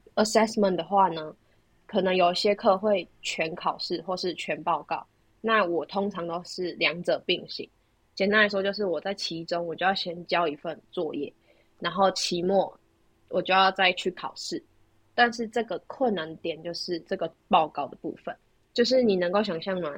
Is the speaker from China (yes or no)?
no; Taiwan; moved away as an adult; now in United Kingdom; 我们台湾人一定骑 Autobike